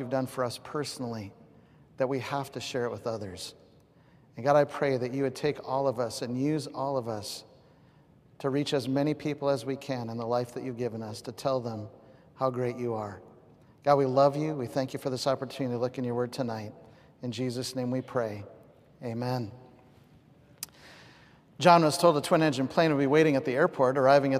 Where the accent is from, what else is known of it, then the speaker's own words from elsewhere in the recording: the West, United States; I remember my first time in Greenville, I stopped counting how many Baptist churches I've seen. I'm from the West. You just would never see that.